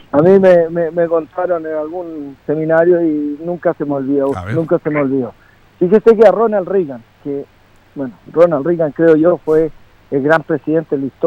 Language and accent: Spanish; Longaví, Maule, Chile; Longaví en mi tierra